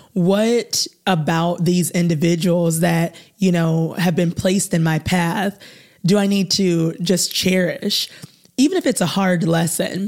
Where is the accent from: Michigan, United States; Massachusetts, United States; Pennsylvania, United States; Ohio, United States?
Ohio, United States; North Canton; also born or lived in Muncie, Indiana; I am from the North Canton, Ohio area